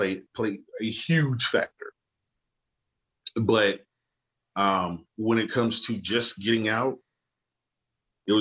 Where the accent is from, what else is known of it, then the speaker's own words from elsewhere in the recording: Birmingham, Alabama, United States; growing up in the South